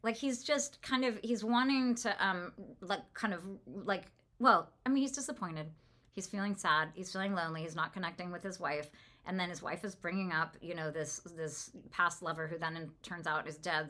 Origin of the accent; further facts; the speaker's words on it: California, United States; I'm from California